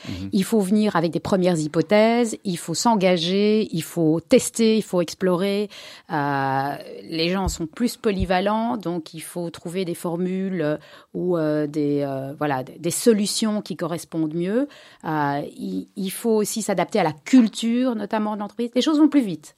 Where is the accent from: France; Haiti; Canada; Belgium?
Belgium; Brussels, Brussels-Capital Region; je suis née à Bruxelles, ici à Cavel, d'une famille euh, Ashkenaz, 100%, mère et père de Pologne. j'ai grandi ici